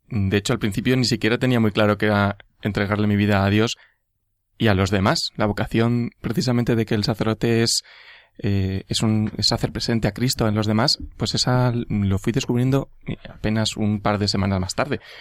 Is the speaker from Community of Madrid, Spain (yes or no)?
yes; Madrid, Community of Madrid, Spain; soy de Madrid, mm, nací en Madrid